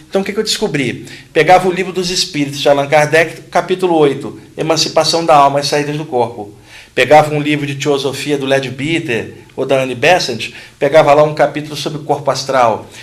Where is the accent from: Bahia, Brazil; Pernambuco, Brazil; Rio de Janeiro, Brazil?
Rio de Janeiro, Brazil; Quando eu tinha 15 anos, no Rio de Janeiro, eu sou carioca